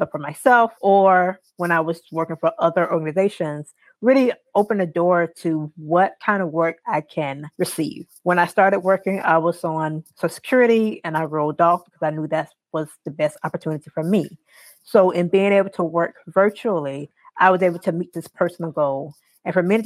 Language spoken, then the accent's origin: English; South Carolina, United States; I am from South Carolina